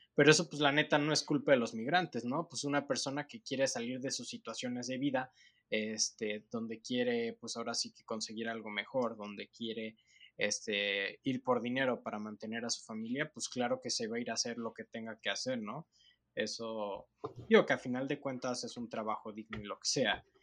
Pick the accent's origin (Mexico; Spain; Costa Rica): Mexico; nosotros como mexicanos